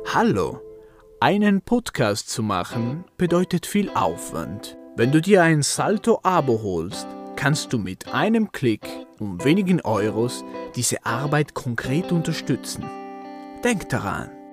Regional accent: Bolzano, Trentino-Alto Adige, Italy; als Bozner, als Südtiroler

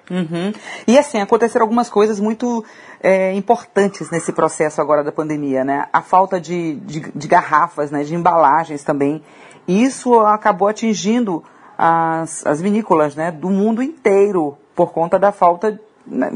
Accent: Pará, Brazil; moved away; eu sou paraense

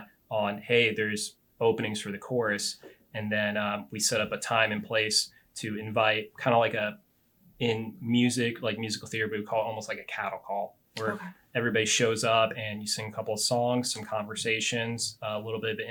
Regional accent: St. Louis, Missouri, United States; moved away as an adult; also born or lived in Chicago; I was born and raised in St. Louis, Missouri

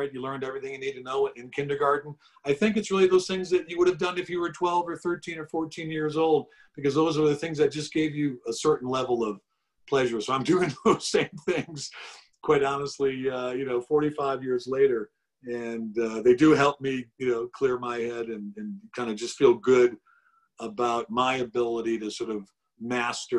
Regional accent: Cleveland, Ohio, United States; when I was a 12-year-old kid growing up in Cleveland

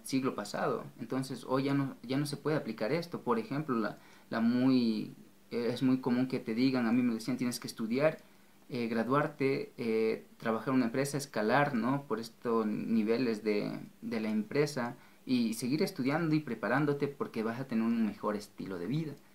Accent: Ecuador; en mi país, Ecuador

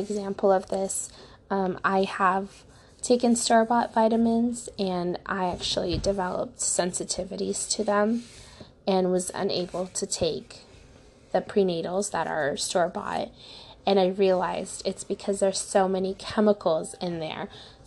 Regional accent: Ukraine; now in United States; I was born in Ukraine

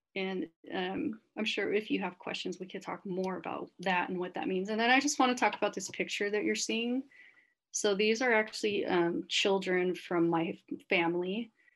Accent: Sacramento, California, United States; moved away as an adult; also born or lived in Santa Barbara, California / Sylmar, Los Angeles, California; now in Los Angeles, United States; I grew up in Sacramento

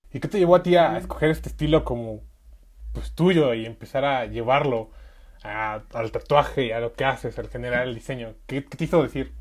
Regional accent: Mexico; los mexicanos siempre hemos tenido esa esencia

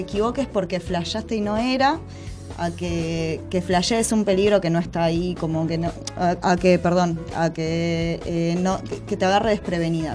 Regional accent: Buenos Aires, Argentina; yo soy de acá, de Capital Federal.

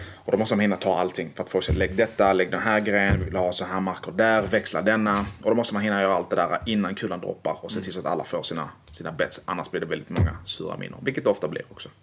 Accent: Malmö, Skåne, Sweden; Jag är från Malmö helt och hållet

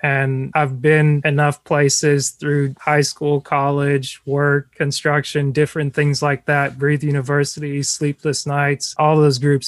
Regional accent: North Georgia, United States; most of us were from Georgia, so like I was from North Georgia

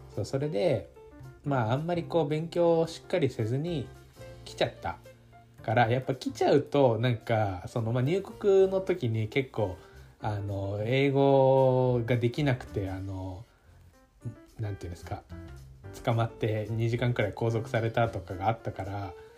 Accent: Japan; moved away

